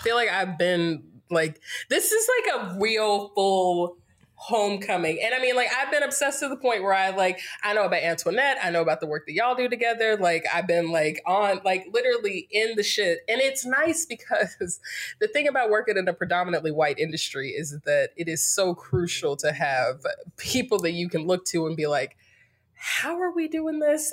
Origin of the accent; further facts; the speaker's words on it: Greensboro, North Carolina, United States; moved away as an adult; also born or lived in Winston-Salem / Durham; now in California, United States; I'm from North Carolina, born and raised in Greensboro, went to school in Winston-Salem, spent the last ten years in Durham